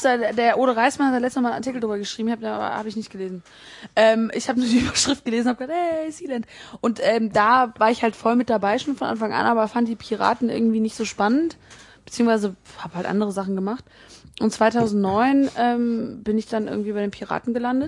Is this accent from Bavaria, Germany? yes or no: no; Bonn, North Rhine-Westphalia, Germany; ich komme ja ne, aus Bonn